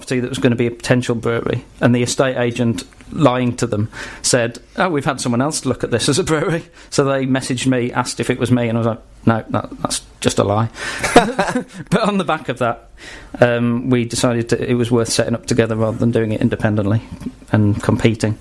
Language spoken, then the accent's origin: English; Wolverhampton, West Midlands, United Kingdom; moved away as an adult; also born or lived in Japan / Manchester; I am originally from Wolverhampton. I lived in Japan for 3 years, then came back, moved to Manchester